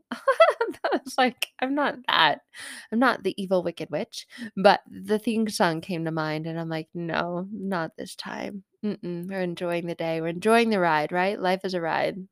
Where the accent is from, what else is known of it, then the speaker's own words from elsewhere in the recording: Arizona, United States; moved away as an adult; I grew up in Arizona